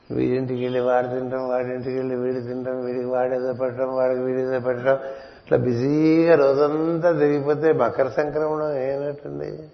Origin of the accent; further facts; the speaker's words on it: Telugu-speaking region, India; నేను తెలుగువాడిని ఇప్పటికే తమిళ దేశంలో పది రోజుల నుంచి ఉన్నాం